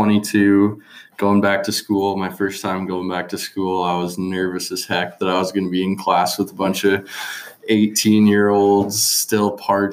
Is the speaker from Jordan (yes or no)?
no; Innisfail, Alberta, Canada; now in Olds, Canada; I'm from Innisfail, Alberta. Grew up there my whole life. Played hockey my whole life as well. Now I'm going to school in Olds